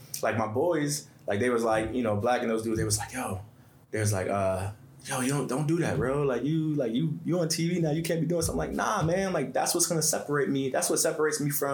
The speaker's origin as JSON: {"language": "English", "town": "New York City", "region": "New York", "country": "United States", "said": "I'm kid from Bed-Stuy"}